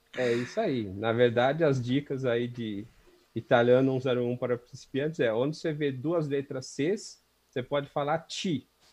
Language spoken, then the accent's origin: Portuguese; São Paulo, Brazil; eu nasci aqui na, na Zona Leste, Vila Carrão. Nasci, inclusive, num, num hospital que ficava a duas quadras da casa onde eu, onde eu sempre morei